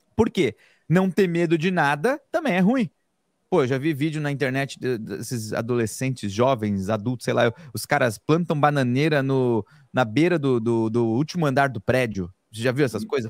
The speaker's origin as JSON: {"language": "Portuguese", "region": "São Paulo", "country": "Brazil", "tie": "born or raised there", "said": "eu nasci em São Miguel Paulista, quebrada da Zona Leste de São Paulo. Fui criado ali na beira do Jardim Pantanal"}